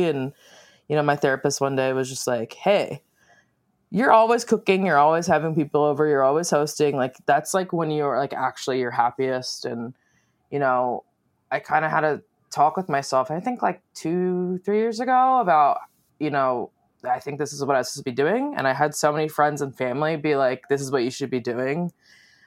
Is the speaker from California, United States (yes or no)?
no; Lincoln University, Pennsylvania, United States; I grew up outside Philadelphia, like an hour outside, in this little town called Lincoln University.